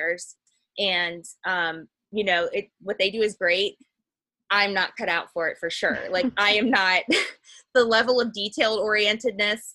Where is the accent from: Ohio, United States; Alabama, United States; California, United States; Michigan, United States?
Ohio, United States; Cincinnati; I grew up outside of Cincinnati too